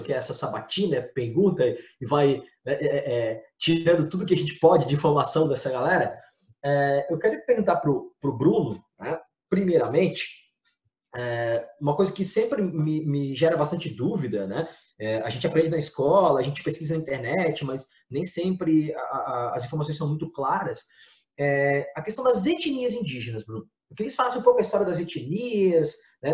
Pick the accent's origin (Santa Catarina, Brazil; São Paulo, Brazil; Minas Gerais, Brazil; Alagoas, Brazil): Santa Catarina, Brazil; Florianópolis; nós somos de, de Santa Catarina, de Florianópolis, os três aqui moramos em Florianópolis especificamente